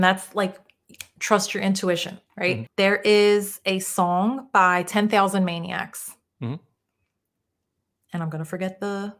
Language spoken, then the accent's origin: English; Philadelphia, Pennsylvania, United States; I am originally from Northeast Philadelphia.